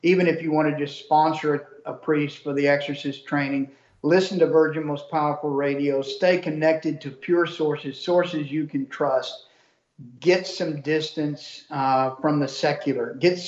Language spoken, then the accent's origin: English; Canada; Well, I want to tell you, Jesse, I'm a Canadian trucker.